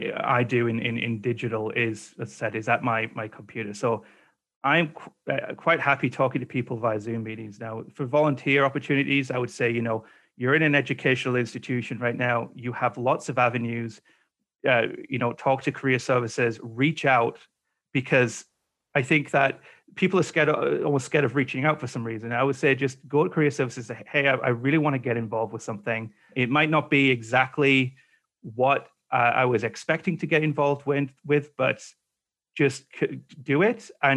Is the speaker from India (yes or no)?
no; England, United Kingdom; now in Canada; So when I came over to Canada from England back in 2007, I didn't have this COVID thing